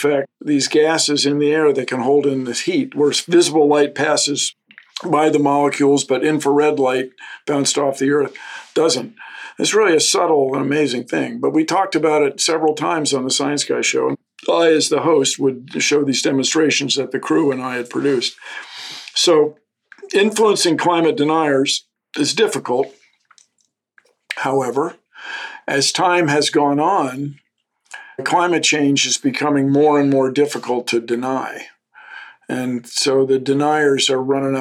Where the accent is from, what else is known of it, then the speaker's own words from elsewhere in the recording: Washington, District of Columbia, United States; moved away; growing up in Washington, having access to the woods